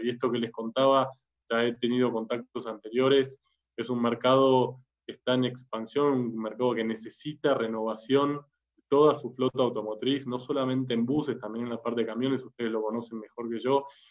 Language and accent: Spanish; Argentina; moved away as an adult; also born or lived in Germany; now in Colombia; Argentina, donde es mi país natal, lo habrán notado por el acento, colombiano no soy